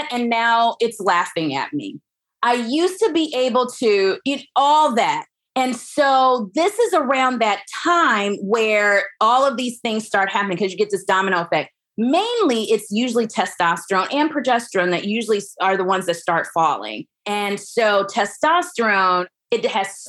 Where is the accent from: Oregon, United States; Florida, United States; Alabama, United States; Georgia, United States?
Alabama, United States; Huntsville; So I grew up in Alabama. I'm from Huntsville, Alabama